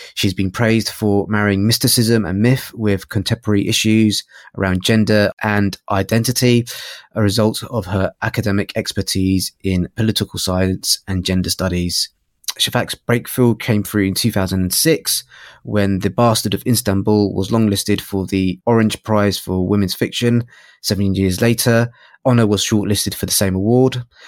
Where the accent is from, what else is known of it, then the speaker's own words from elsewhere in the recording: London, United Kingdom; I grew up in North London